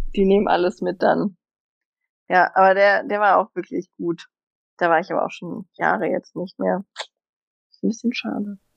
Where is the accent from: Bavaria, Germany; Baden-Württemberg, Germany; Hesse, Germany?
Hesse, Germany; Hanau; ich bin ja bei Hanau aufgewachsen